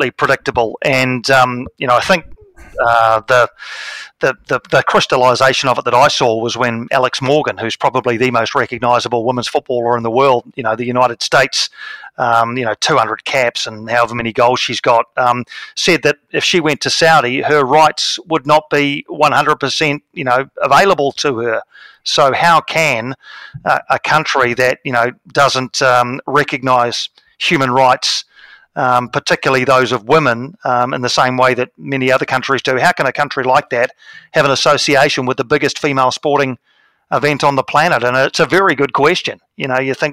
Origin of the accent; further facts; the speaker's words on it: Wellington, New Zealand; my hometown of Wellington